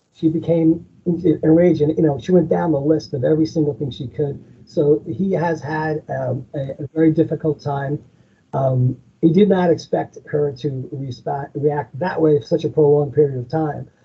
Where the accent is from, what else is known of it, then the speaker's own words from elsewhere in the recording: Long Island, New York, United States; I'm originally from Long Island myself, and I've been living here for over 30 years